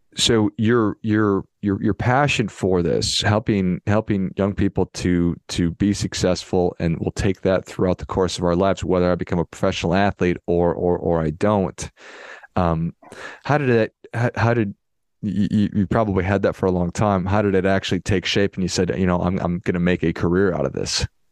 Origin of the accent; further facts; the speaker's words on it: Duluth, Minnesota, United States; I grew up in Duluth, Minnesota